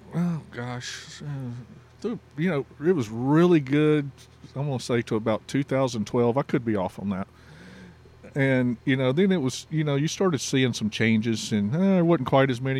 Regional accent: Texas, United States; also born or lived in Louisiana; in Texas and considering myself a Texan, even though I was born in Louisiana

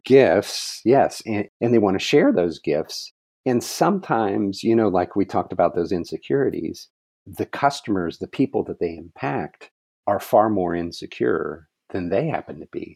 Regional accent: Ohio, United States; moved away as an adult; also born or lived in Virginia / California; now in Arizona, United States; I am born and raised in Ohio.

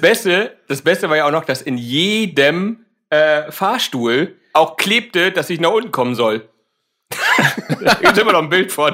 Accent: Hamburg, Germany; komme aus Hamburg.

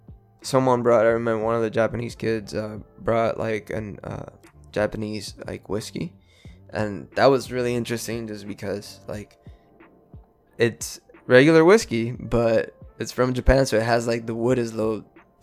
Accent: Puerto Rico; also born or lived in Houston / Florida / New York / California; I grew up in Puerto Rico, moved to Houston, Texas. I've lived in Florida.

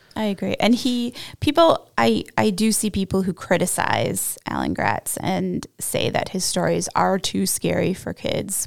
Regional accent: Canada; accent: Canadian; my Canadian accent

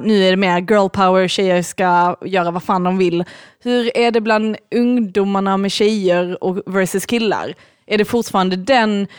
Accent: Lund, Skåne, Sweden; i Lund där vi växte upp

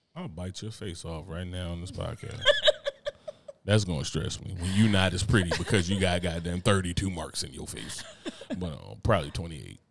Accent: Newark, New Jersey, United States; I'm from Newark, you know what I'm saying? I'm from Brick City

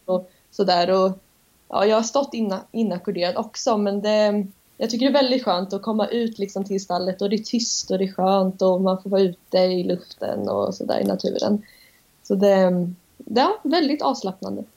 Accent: Norrköping, Östergötland, Sweden; accent: östgötska; Kommer från Norrköping så jag ber om ursäkt om min östgötska lyser igenom

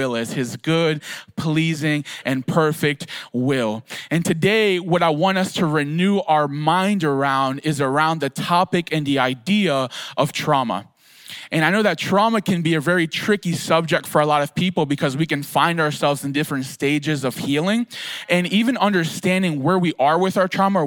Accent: Philadelphia, Pennsylvania, United States; living in Philadelphia, I grew up in Kensington, which is like trauma 101

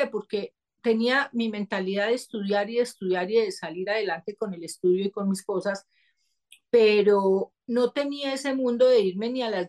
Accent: Seville, Andalusia, Spain; yo tengo cuadernos que me encontré de pequeña, que en Sevilla, la gente que conoce Sevilla, pues no hay tiendas esotéricas, y en esa época menos

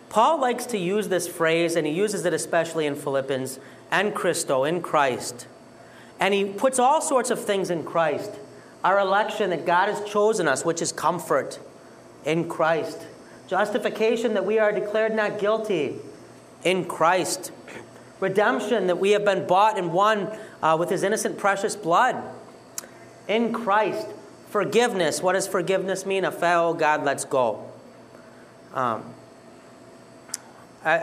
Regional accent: Detroit, Michigan, United States; I'm from Detroit

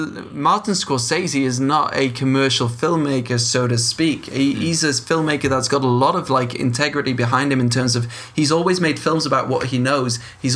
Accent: Leuven, Flanders, Belgium

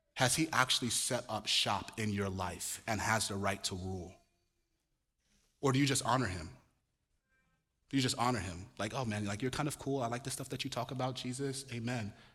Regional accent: Nigeria; moved away; also born or lived in Chicago; I'm Nigerian.

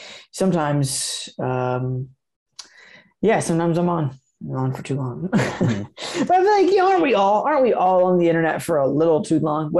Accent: Asheville, North Carolina, United States; in my hometown of Asheville, North Carolina

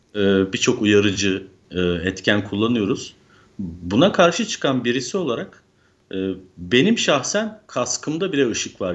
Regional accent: Manisa, Turkey; moved away as an adult; also born or lived in Izmir; now in Istanbul, Turkey; 1977 Manisa doğumluyum. Ee, Manisa'da eğitimimi lise eğitimine kadar tamamladıktan sonra İzmir'e taşındım üniversite sebebiyle.

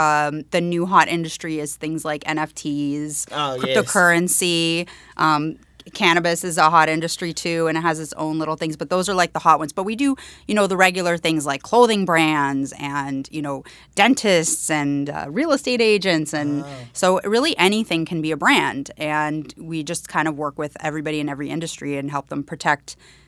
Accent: Canada; accent: Canadian; now in New York City, United States; I had a very strong Canadian accent when I first moved, and I got a lot of, made fun of that for that, but that's okay.

